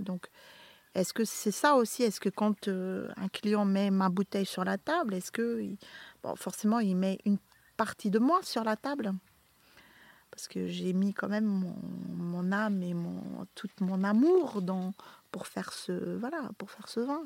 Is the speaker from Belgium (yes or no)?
yes; Flanders, Belgium; moved away as an adult; now in Beaumont-en-Véron, France; mon pays natal, qui a eu maintenant une... Euh, la Belgique